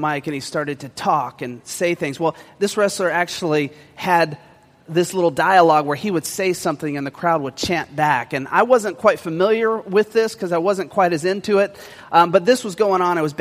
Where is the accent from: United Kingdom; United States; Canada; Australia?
United States; West Coast; me growing up on the West Coast